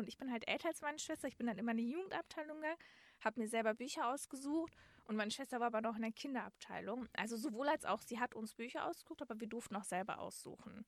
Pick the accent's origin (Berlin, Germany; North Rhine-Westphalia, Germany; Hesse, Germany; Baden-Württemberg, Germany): North Rhine-Westphalia, Germany; Dortmund; ich komme aus Dortmund-Marten, da gab es halt auch eine Stadtbücherei